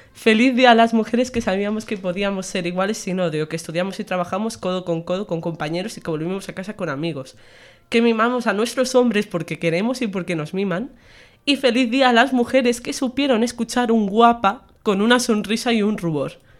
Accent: Menorca, Balearic Islands, Spain; now in Extremadura, Spain; soy menorquina y soy medio estremeña ya por estar aquí dos años.

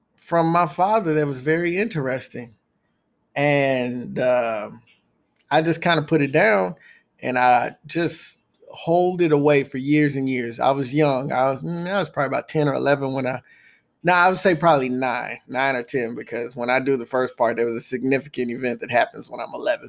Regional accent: Texas, United States; moved away as an adult; also born or lived in O'Fallon, Illinois; I'm from Texas

